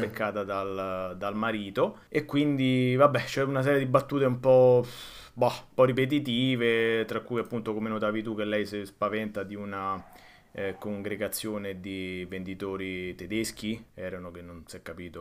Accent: Rome, Lazio, Italy; il mio particolare rapporto con la mia città natale

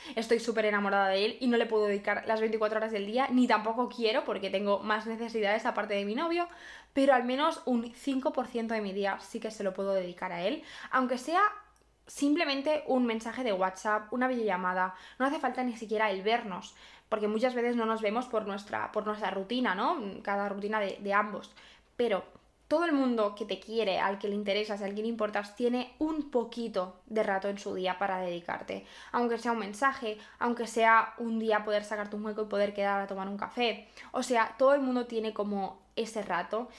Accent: Barcelona, Catalonia, Spain; yo soy de Barcelona

